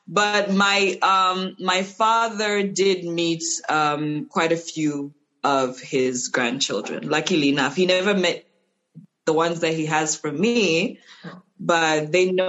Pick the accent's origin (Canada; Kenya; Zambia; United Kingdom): Zambia; Ndola, Copperbelt Province; also born or lived in Luanshya; I grew up in Ndola, actually. I was born in Luansha